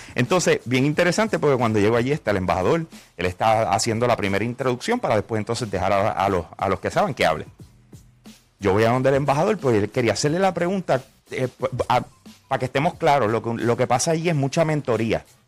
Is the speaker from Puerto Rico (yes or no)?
yes; Puerto Rico; ¿De dónde yo vengo? Yo vengo de Puerto Rico.